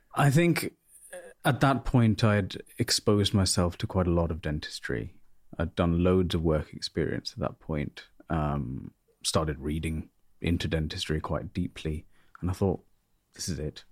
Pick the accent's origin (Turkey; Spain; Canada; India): India; North India; now in United Kingdom; The uni was in South India and I'm North Indian